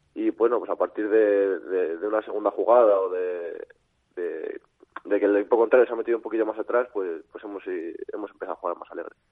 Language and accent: Spanish; Valladolid, Castile and León, Spain; also born or lived in Salamanca; no soy, vamos, no soy de, de Valladolid de, de, nacimiento, pero como si lo fuera, soy adoptado aquí